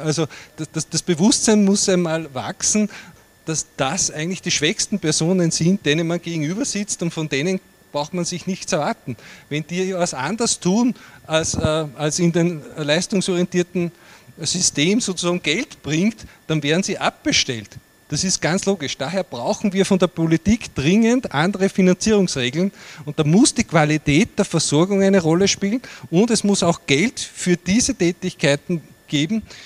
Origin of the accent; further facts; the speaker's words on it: Upper Austria, Austria; bei uns in Oberösterreich